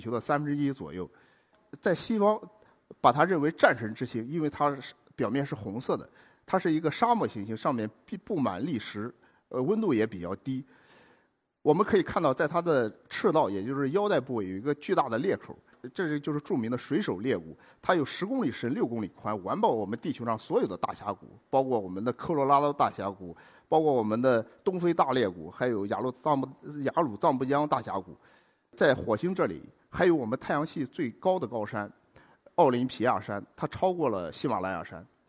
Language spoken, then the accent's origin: Chinese; China; 我们中国人等待这一刻已经等得太长太久